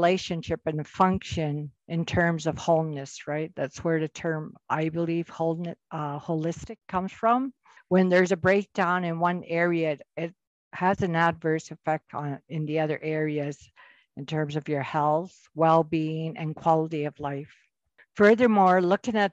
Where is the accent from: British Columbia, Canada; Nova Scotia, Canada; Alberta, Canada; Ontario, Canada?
Alberta, Canada; Kainai First Nation, Southern; I come from Kainai First Nation on beautiful traditional Blackfoot territory